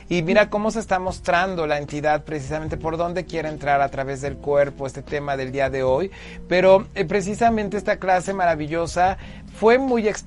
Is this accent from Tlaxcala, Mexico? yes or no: yes; Huamantla, Tlaxcala, Mexico; soy originario de Huamantla Tlaxcala, que es un pueblo mágico